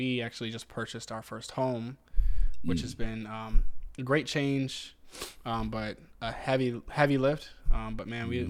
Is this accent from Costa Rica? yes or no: no; Southern Virginia, United States; moved away as an adult; now in Northern Virginia, United States; I'm from Southern Virginia. So like knowing all of your neighbors and knowing them by name and, you know, just being a little more personable is kind of where I come from.